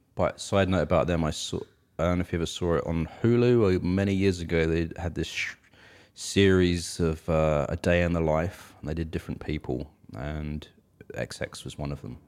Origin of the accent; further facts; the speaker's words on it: United Kingdom; now in United States; us British folks